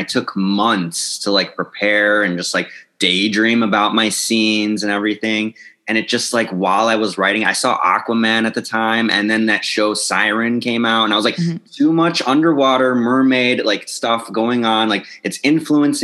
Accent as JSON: {"language": "English", "town": "Carol Stream", "region": "Illinois", "country": "United States", "tie": "born or raised there", "moved": "yes", "said": "I grew up in the suburbs of Chicago, Carroll Stream, Illinois."}